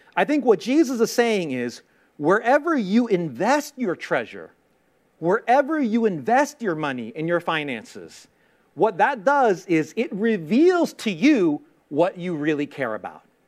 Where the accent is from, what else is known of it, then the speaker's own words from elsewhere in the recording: New York City, New York, United States; I grew up in Queens, in Queens, New York